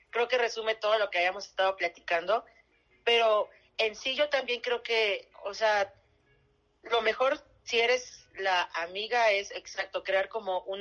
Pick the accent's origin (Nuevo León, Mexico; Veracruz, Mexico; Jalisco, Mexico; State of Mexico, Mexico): Veracruz, Mexico; also born or lived in Chihuahua; yo soy de provincia, soy de Veracruz y mitad Chihuahua.